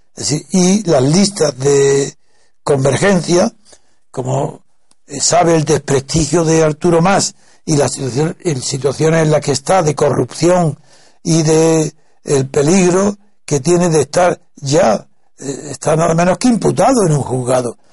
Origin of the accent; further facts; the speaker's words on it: Órgiva, Andalusia, Spain; de Órgiva, mi pueblo